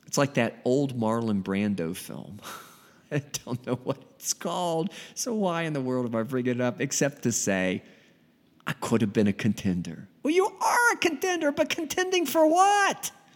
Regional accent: United States; Me being an American, United States of America

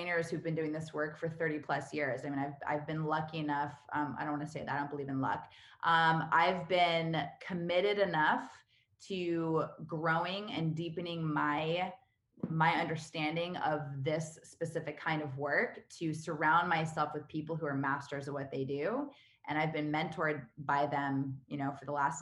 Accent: California, United States; moved away as an adult; also born or lived in New York / Vancouver / Los Angeles / Spain; now in Austin, United States; I was born and raised in California.

